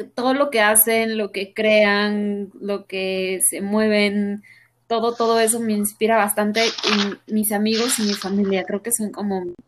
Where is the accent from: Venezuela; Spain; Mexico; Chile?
Mexico; soy mujer mexicana, muy orgullosamente mexicana